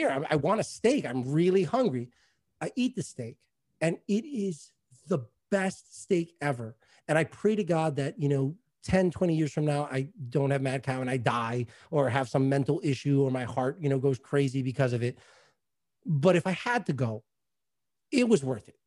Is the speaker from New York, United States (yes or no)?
yes; New York, United States; obviously I'm a New Yorker.